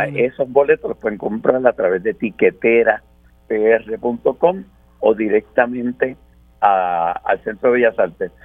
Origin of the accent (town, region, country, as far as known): Puerto Rico